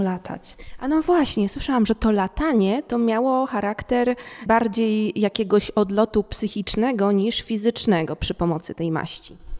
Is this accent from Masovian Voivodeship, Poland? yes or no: yes; Warsaw, Masovian Voivodeship, Poland; u mnie w Warszawie